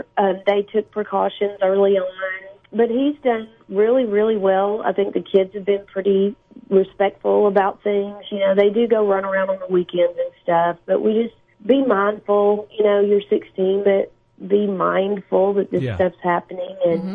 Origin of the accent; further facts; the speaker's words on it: Nashville, Tennessee, United States; moved away as an adult; also born or lived in Los Angeles, United States; now in Florida, United States; We left L.A. after 20 years, if you can believe it, because I'm from Nashville, but mm-hmm. I was out in California for 20 years, and with the crazy that we've all been going through, we decided to just come back to the South